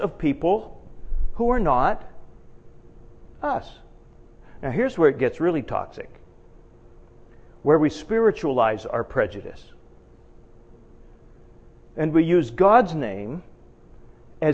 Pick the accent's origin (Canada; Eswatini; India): Canada; Edmonton, Alberta; moved away as an adult; now in United States; I'm from Canada